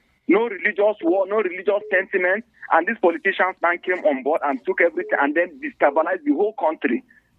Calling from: Bukuru, Plateau, Nigeria; I'm calling from Old Bukuru Park.

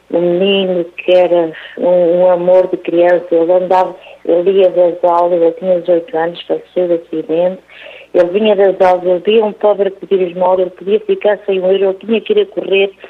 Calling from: Aveiro, Aveiro District, Portugal; Aveiro, Padre Reginaldo.

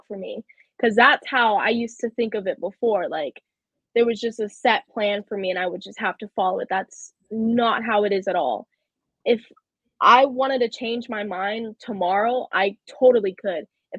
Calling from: Charlotte, North Carolina, United States; I'm from Charlotte, North Carolina.

